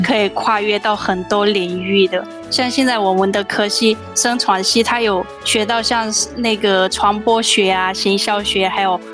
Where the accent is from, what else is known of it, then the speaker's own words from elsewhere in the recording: Myanmar; now in Taiwan; 那个我是从缅甸来的